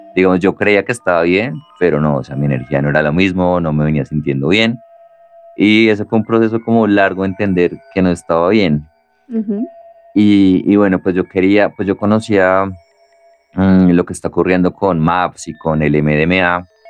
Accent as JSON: {"language": "Spanish", "country": "Colombia", "said": "somos de Colombia"}